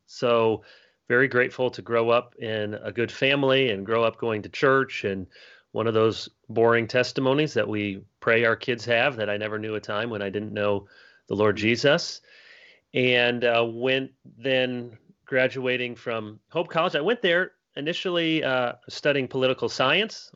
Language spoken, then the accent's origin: English; Grand Rapids, Michigan, United States; also born or lived in Chicago, Illinois; I was born in Chicago and then my family moved to Grand Rapids, Michigan, one of the the high places among us. And I grew up there